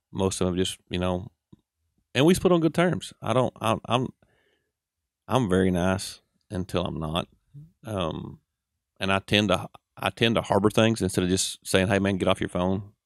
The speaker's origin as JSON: {"language": "English", "country": "United States", "accent": "Southern", "said": "We're from Saint Charles Ethel down through there"}